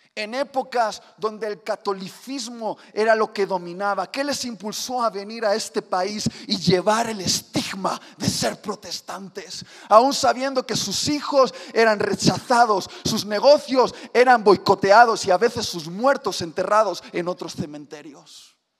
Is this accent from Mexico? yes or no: no; Spain; Sí, soy español